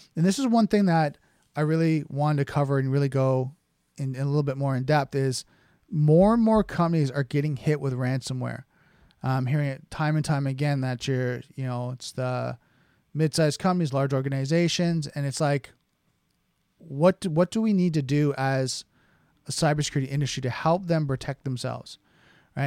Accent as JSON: {"language": "English", "country": "Canada", "said": "being a Canadian and, you know, the little brother from the north"}